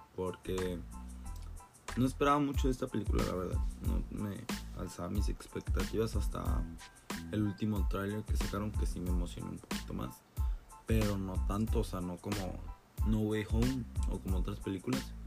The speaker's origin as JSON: {"language": "Spanish", "country": "Mexico", "said": "para mí que soy mexicano"}